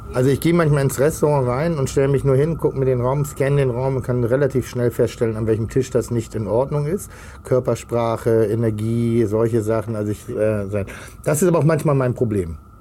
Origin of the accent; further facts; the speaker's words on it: Germany; also born or lived in Hamburg; ich bin, bin, bin, bin auf dem Land groß geworden